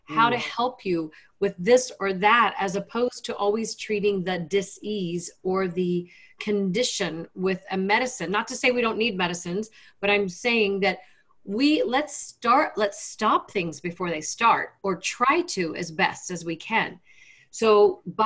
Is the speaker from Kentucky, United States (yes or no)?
yes; Lexington, Kentucky, United States; also born or lived in Washington, D.C.; I grew up in Lexington, Kentucky, youngest of five kids.